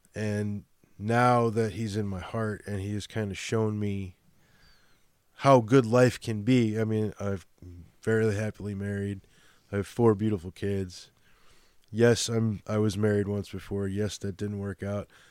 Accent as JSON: {"language": "English", "town": "Chicago", "region": "Illinois", "country": "United States", "accent": "Chicago", "moved": "yes", "said": "my Chicago accent"}